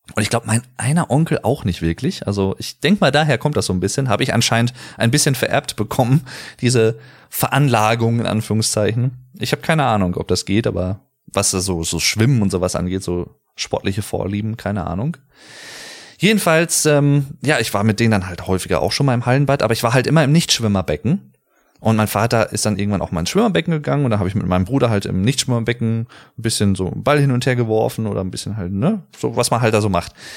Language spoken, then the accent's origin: German; Sauerland, North Rhine-Westphalia, Germany; fickerig, sagt man bei uns im Sauerland auch ganz gerne